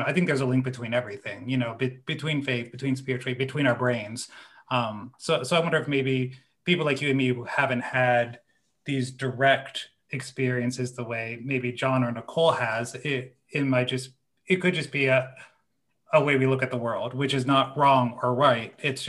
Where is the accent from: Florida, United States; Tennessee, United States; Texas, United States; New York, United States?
New York, United States; being a New Yorker